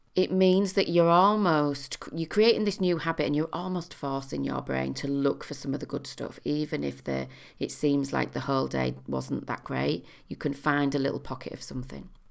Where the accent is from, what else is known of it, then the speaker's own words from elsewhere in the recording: United Kingdom; as a British population